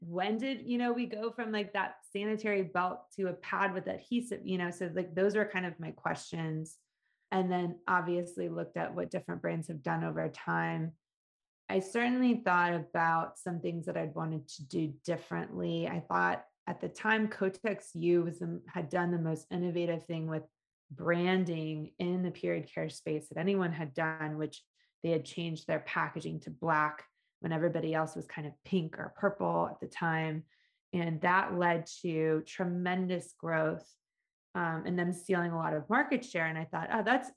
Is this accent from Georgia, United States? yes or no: yes; Atlanta, Georgia, United States; I grew up in Atlanta